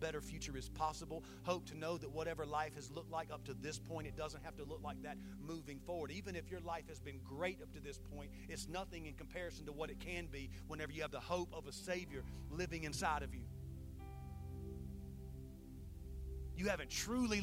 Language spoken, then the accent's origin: English; Saluda, South Carolina, United States; my hometown of Saluda, South Carolina